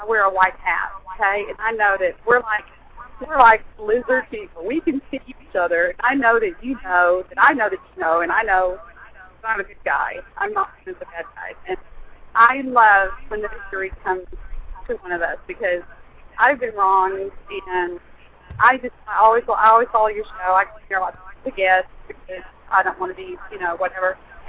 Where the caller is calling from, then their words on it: Dallas, Texas, United States; I gotta tell you, I'm driving in a convertible in Dallas, 35 North, so I hope you can hear me